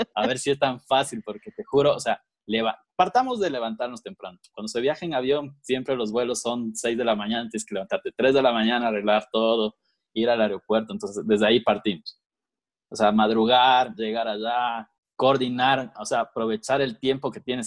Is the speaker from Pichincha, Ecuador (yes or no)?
yes; Quito, Pichincha, Ecuador; yo igual nací en Quito, eh, ecuatoriano, full ecuatoriano